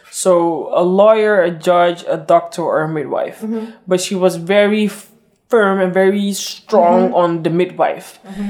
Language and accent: English; Amsterdam, North Holland, Netherlands; raised and my upbringing here in Amsterdam